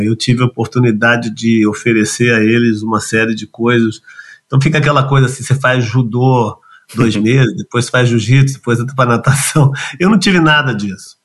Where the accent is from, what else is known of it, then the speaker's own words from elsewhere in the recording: São Paulo, Brazil; Eu nasci em São Paulo, bem no centro da cidade, acho que nasci alguns quilômetros da Sé, eu, embora não tenha sotaque, eu sou a pessoa mais paulistana que eu conheço